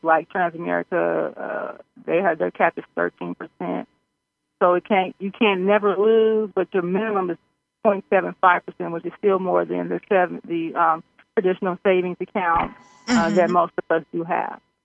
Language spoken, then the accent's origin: English; Missouri, United States; I'm from Missouri.